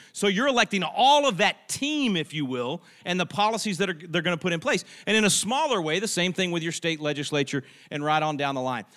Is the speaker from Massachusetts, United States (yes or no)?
no; Texas, United States; I'm a Texan. We Texans